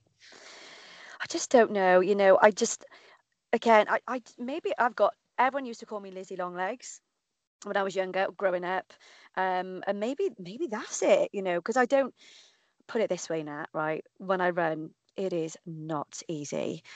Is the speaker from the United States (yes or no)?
no; Cardiff, Wales, United Kingdom; the Cardiff Half, um, obviously because it's my hometown